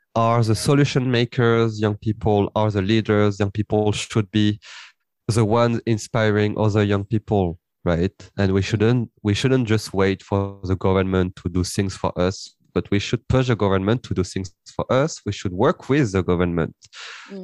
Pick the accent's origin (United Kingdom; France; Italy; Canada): France; Paris, Île-de-France; I was born and raised uh, in France, and I grew up in Paris